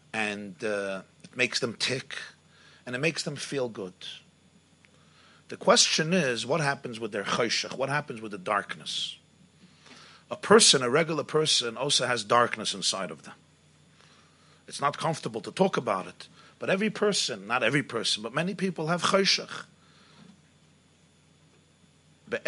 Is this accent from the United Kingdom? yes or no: yes; England, United Kingdom; I'm coming from England